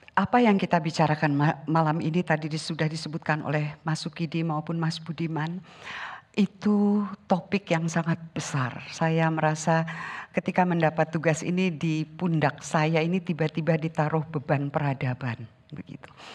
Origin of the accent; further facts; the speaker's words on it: Sundanese lands, Indonesia; Saya dibesarkan di tanah Sunda, Leluhur saya orang Sunda